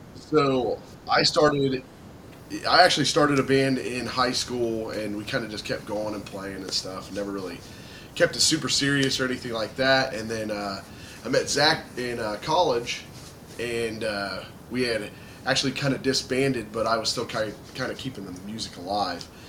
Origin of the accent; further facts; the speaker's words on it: Dayton, Ohio, United States; We're from Dayton, Ohio.